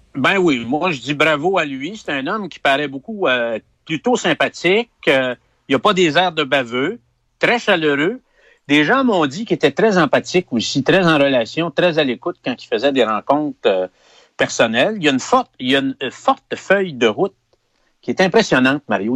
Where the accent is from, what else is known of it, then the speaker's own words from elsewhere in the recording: Quebec, Canada; les gens de la région, les Québécois, c'était des mineurs.